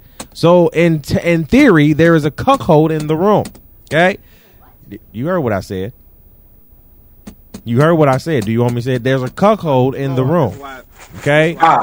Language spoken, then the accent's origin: English; Cleveland, Ohio, United States; I'm from Cleveland. I don't know when or where.